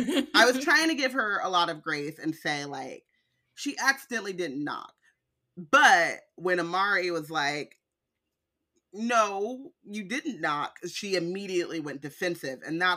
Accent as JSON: {"language": "English", "region": "California", "country": "United States", "said": "I'm from California."}